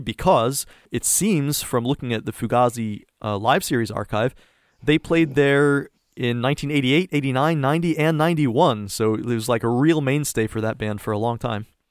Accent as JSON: {"language": "English", "region": "East Coast", "country": "United States", "moved": "as an adult", "lives_now": "East Bay, California, United States", "said": "I'm from the East Coast"}